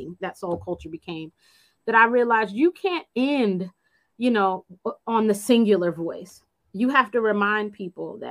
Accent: Phoenix, Arizona, United States; I grew up in Phoenix.

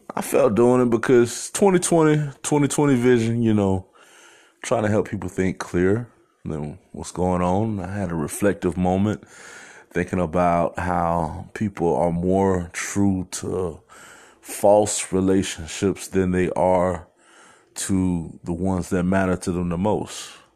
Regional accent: Phoenix, Arizona, United States; growing up in Phoenix

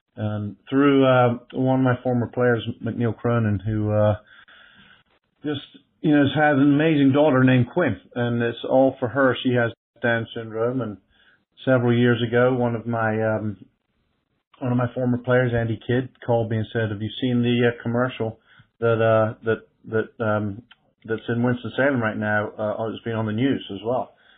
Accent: England, United Kingdom; now in Greenville, United States; I come from England, too, and that's what I grew up around.

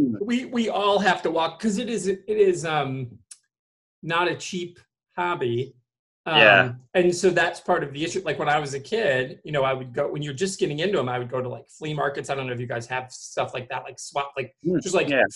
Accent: Michigan, United States; I'm from Michigan

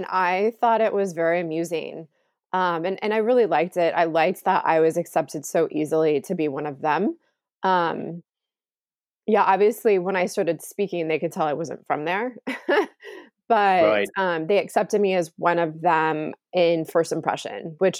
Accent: California, United States; also born or lived in Chicago; Well, I was born in Chicago, but I don't remember living there. And then right, others will say, well, wherever you spent your childhood, your formidable childhood years, that was California, but we don't have family there and I haven't been there in a very long time.

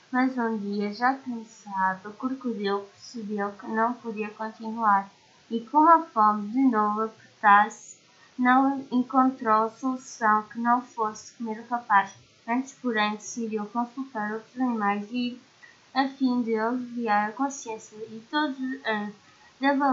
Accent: Portugal; tenho 11 anos, sou de Portugal

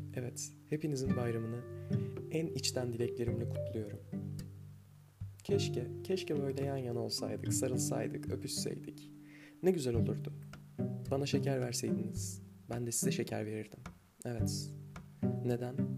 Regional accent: Anatolia, Turkey; also born or lived in Sivas; Bir Anadolu'da yetiştim ben

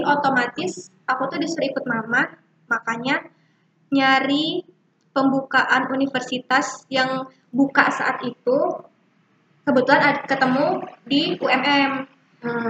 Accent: Malang, East Java, Indonesia; kita orang Malang

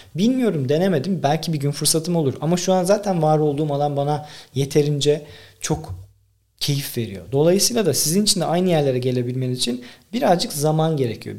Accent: Tekirdağ, Turkey; Benim babam gözlükçü. Ben 1,5-2 yaşından beri esnaf çocuğuyum. Dükkanda büyüdüm. Tekirdağ'daki bütün esnafı tanırım.

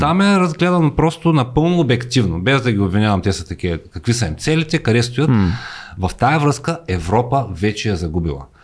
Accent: Bulgaria; moved away as an adult; now in United States; ние сме си българи там

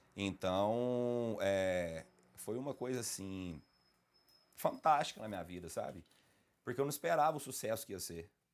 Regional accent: Lavras, Minas Gerais, Brazil; Sou aqui da cidade de Lavras mesmo

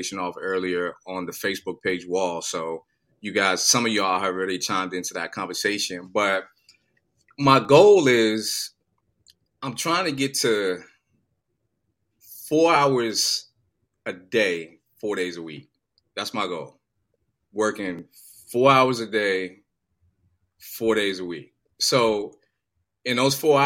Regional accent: New York, United States; moved away as an adult; now in Atlanta, United States; I'm originally from New York, so, you know, I've grown up in the cold.

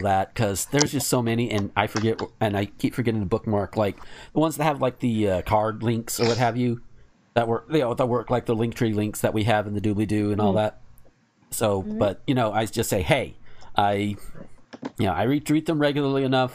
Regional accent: near Chipley, Florida, United States; born or raised there

